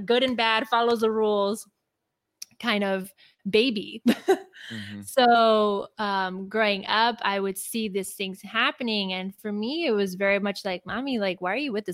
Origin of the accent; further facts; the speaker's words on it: Los Angeles, California, United States; I was born and raised in Los Angeles, California.